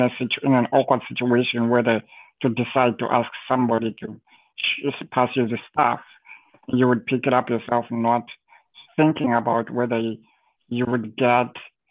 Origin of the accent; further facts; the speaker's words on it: Zimbabwe; moved away; growing up in Zimbabwe, at the time, maybe now things have changed, I haven't been there in a while